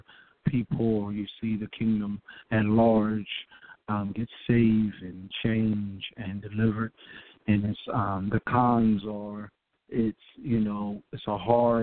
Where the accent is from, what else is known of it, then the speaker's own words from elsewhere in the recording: Seaford, Delaware, United States; now in New Castle, United States; I'm from Seaford, Delaware, located in Newcastle right now